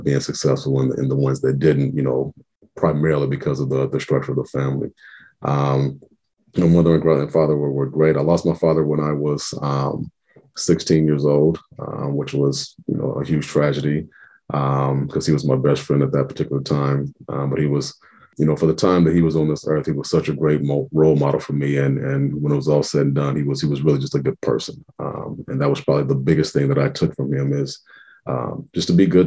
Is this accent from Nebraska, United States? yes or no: yes; Omaha, Nebraska, United States; I'm born and raised in Omaha. Lived in the Benson area pretty much my whole life